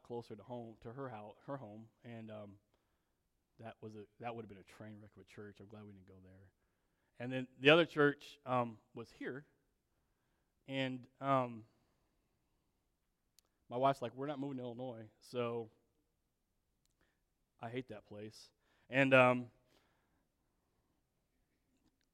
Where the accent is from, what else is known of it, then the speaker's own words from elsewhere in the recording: South Korea; I was born in South Korea in the 70s